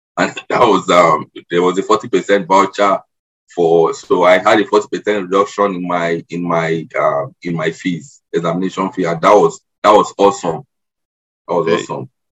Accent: Nigeria; moved away as an adult; also born or lived in Lagos, Nigeria; now in Canada; I am Nigerian. I I'm now a permanent resident in Canada. I immigrated here um, four months ago

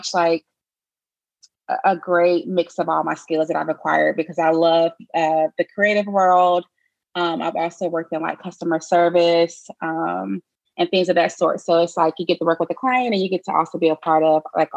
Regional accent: Charlotte, North Carolina, United States; I am from Charlotte, North Carolina. Born and raised there.

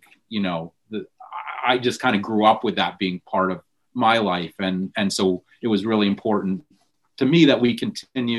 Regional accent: Augusta, United States; super committed to the Jewish community in Augusta and always involved in some way

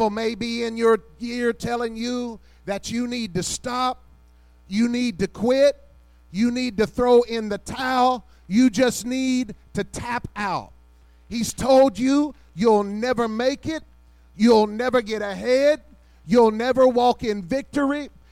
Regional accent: Kentucky, United States; I'm from Kentucky

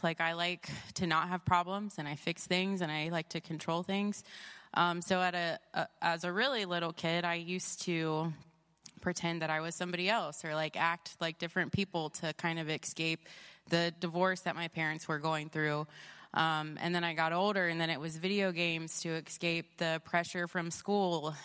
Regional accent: Columbus, Ohio, United States; I'm from Columbus, Ohio

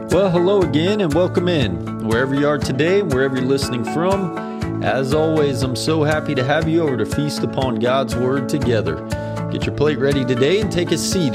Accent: United States; as an American

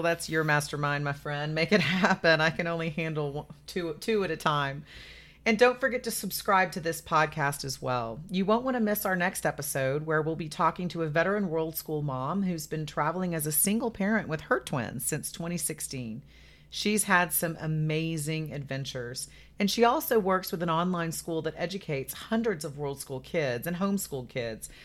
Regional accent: United States; as an American

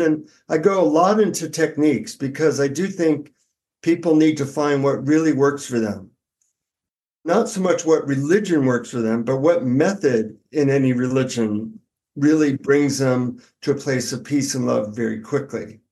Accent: United States; from the United States

